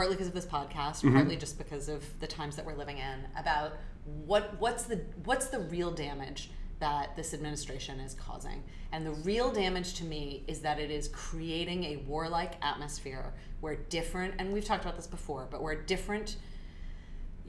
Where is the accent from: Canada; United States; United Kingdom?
United States; look at me as an American